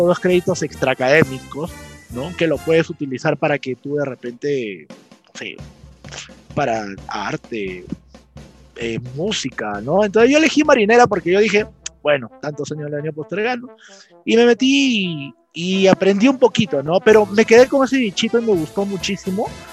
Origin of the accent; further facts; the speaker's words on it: Cartavio, La Libertad, Peru; yo soy de la ciudad de Trujillo, bueno, en realidad soy de Cartavio